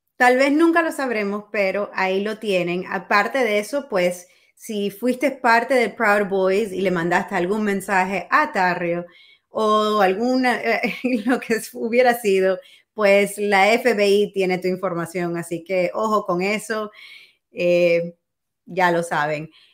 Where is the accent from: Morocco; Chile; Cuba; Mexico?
Cuba; now in United States; uno como cubano